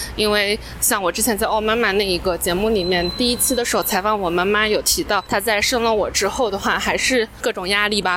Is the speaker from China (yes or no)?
yes; Wenzhou, Zhejiang, China; moved away; also born or lived in Jiangsu; 因为我们温州话的话，呃，就叫得大伯